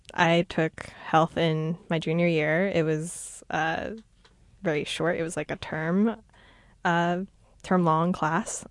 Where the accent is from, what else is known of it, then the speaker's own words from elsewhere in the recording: New York City, New York, United States; I am from New York